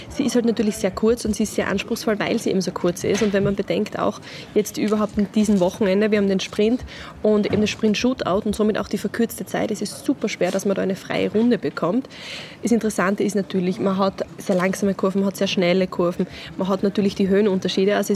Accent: Austria; ist es aber, was den Sport betrifft, das größte Event, was man sich bei uns in Österreich vorstellen kann.

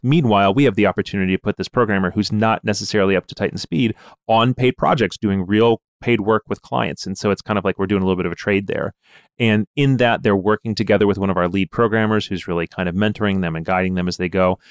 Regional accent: Ann Arbor, Michigan, United States; I grew up around the University of Michigan

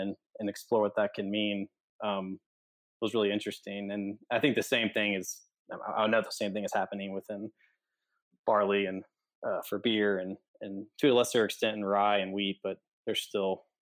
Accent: Kentucky, United States; moved away; also born or lived in Fort Worth; I grew up in Kentucky

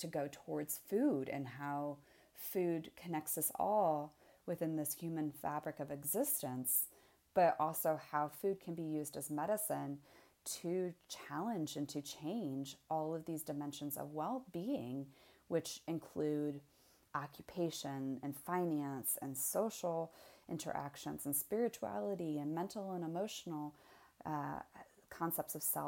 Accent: Indiana, United States; my background is, I was raised in Indiana.

